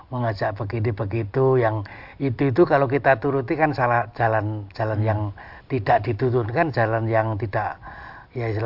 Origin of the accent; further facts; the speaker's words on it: Java, Indonesia; kalau kita orang Jawa itu dukun